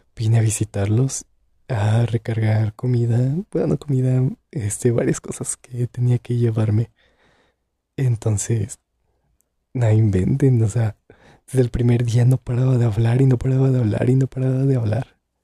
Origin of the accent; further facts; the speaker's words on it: Santa Cruz de Juventino Rosas, Guanajuato, Mexico; Soy de Guanajuato, más específicamente de Santa Cruz de Juventino Rosas